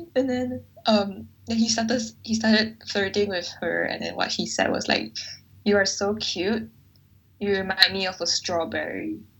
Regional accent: Malaysia; where are you from and i said um Malaysia

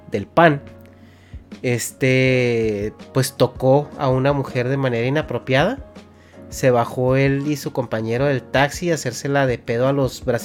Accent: Mexico; Es que somos de México, güey.

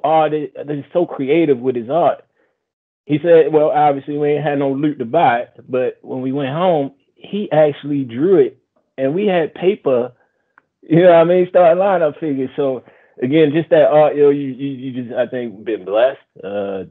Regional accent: Baltimore, Maryland, United States; we from Baltimore

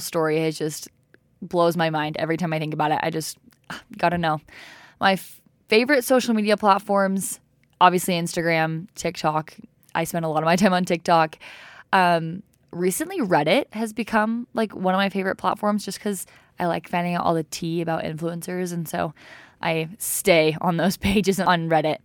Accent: Provo, Utah, United States; also born or lived in Jonesboro, Arkansas; I'm from Provo, Utah. I can at least say I wasn't born and raised in Provo. I was just raised, I was born

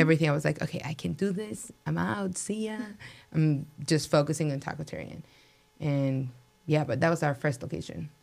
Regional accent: Mexico City, Mexico; now in Las Vegas, United States; I'm from Mexico City. My family in Mexico they own restaurants

